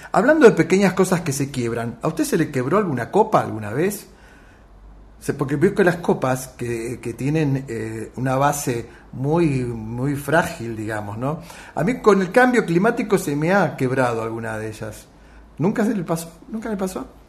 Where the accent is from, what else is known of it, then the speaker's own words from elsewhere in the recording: Argentina; Yo nací en el otoño europeo, nací acá, pero en Europa era otoño